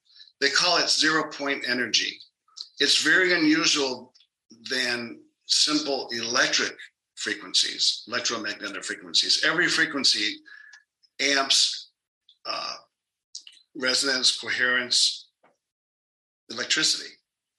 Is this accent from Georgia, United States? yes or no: no; New York, United States; also born or lived in Jackson, Mississippi; now in Phoenix, United States; I'm from New York, but I ended up in Jackson, Mississippi, which was actually a pretty good experience.